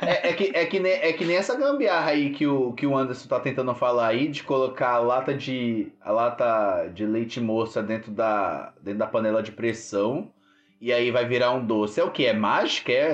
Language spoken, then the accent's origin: Portuguese; São Paulo, Brazil; eu sou da região do Grajaú